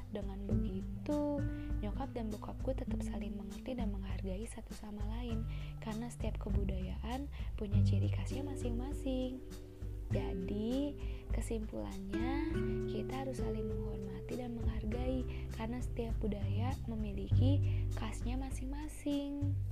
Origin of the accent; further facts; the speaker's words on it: Jakarta, Indonesia; Gue sama adik gue lahir di kota Jakarta. Karena dari lahir gue tinggal di sini dan menetap di sini, jadi gue udah terbiasa dengan kebudayaan dan bahasa Betawi.